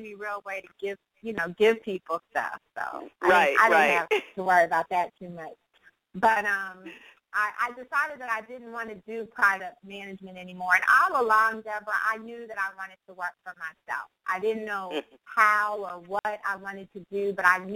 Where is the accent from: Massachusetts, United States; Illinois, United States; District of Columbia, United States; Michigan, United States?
District of Columbia, United States; Washington; moved away as an adult; also born or lived in California; I'm from Washington, D.C., home of the Million Man March and the Godfather logo, …